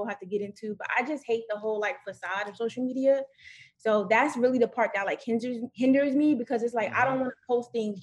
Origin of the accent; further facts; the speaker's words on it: New York, United States; moved away; I'm from New York, but I'm also, like, I don't want to go back to New York right now because I do like being away from New York